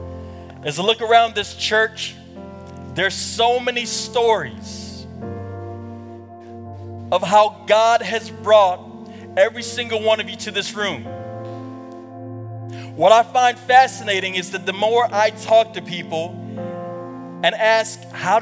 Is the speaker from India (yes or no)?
no; Kampala, Central Region, Uganda; moved away; I was born in Kampala, Uganda.